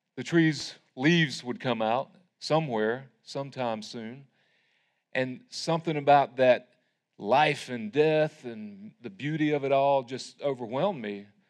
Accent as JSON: {"language": "English", "town": "Tryon", "region": "North Carolina", "country": "United States", "tie": "born or raised there", "said": "I grew up in Tryon United Methodist"}